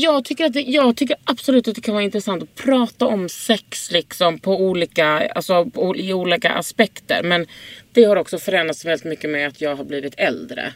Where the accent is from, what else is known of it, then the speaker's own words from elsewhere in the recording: Lund, Skåne, Sweden; now in Stockholm, Sweden; i Lund där jag kommer ifrån